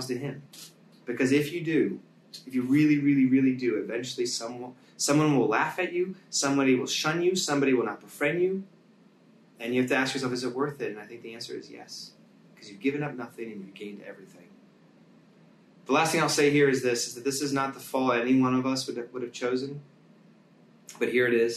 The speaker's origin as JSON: {"language": "English", "country": "United States", "said": "as American Christians"}